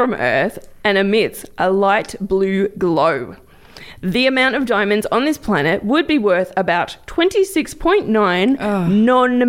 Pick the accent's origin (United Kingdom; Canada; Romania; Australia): Australia; Victoria